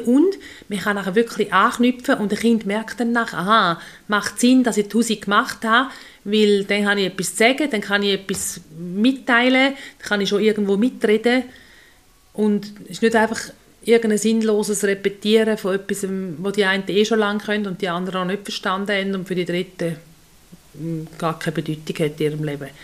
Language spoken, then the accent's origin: German; Switzerland; bei uns in der Schweiz